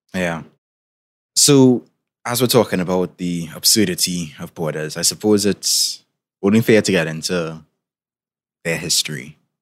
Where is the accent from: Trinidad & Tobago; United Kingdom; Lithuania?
Trinidad & Tobago; in case you didn't tell by my accent, I'm from the Caribbean, particularly from Trinidad and Tobago.